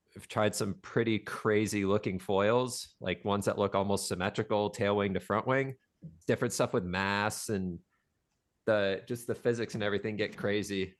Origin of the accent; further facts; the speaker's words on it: Des Moines, Iowa, United States; moved away as an adult; also born or lived in Southern California; now in Maui, United States; I grew up in Des Moines, Iowa